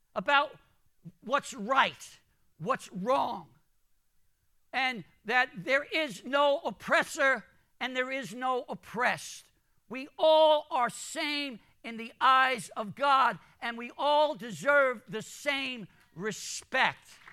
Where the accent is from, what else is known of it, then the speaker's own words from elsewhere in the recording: New York City, New York, United States; also born or lived in Jamaica, Queens, New York; I grew up in Brooklyn. I, um, I was born in Jamaica, Queens.